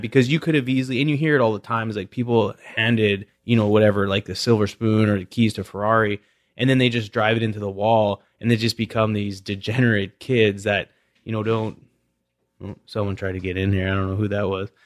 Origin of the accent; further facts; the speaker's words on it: West Coast, Canada; growing up in Canada